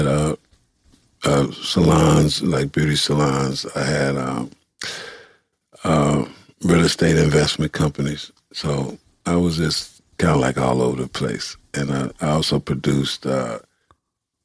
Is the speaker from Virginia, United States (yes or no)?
no; Los Angeles, California, United States; I'm from the east side of Los Angeles, California.